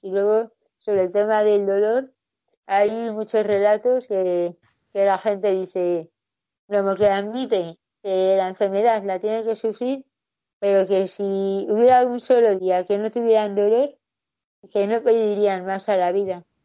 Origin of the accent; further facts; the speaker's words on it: Getafe, Community of Madrid, Spain; Yo soy de Getafe